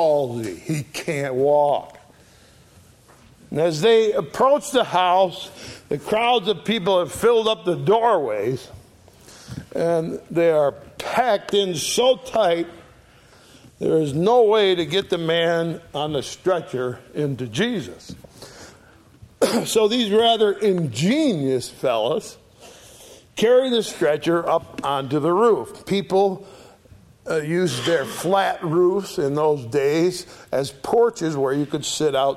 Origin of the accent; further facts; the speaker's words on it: Oakfield, New York, United States; also born or lived in Sharon, Connecticut; I grew up on Sour Springs Road, just two roads west of here. I went to school in Oakfield, and I spent a lot of my early years running around the Alabama swamps. Anyone who heard me would naturally assume I was born right here in Western New York.